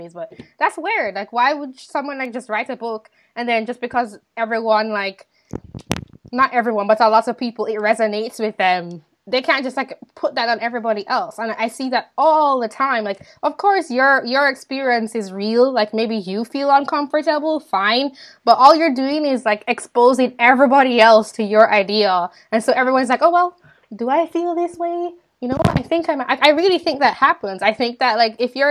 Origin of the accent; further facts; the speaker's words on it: Jamaica; growing up in Jamaica